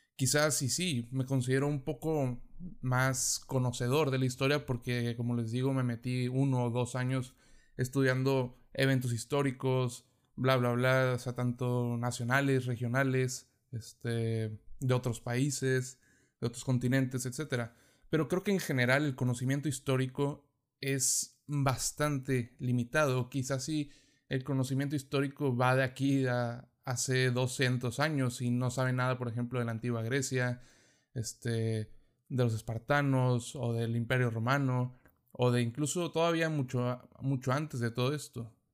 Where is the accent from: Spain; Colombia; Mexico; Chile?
Mexico; si somos de México, nos enseñan sobre las civilizaciones pasadas que estuvieron en nuestro territorio